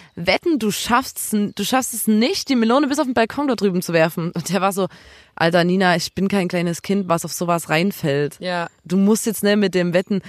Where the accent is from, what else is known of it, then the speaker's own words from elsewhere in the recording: Chemnitz, Saxony, Germany; bei uns in Chemnitz